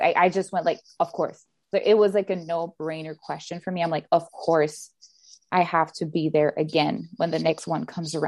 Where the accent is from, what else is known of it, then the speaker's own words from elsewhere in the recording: Canada; English is a second language; I'm Canadian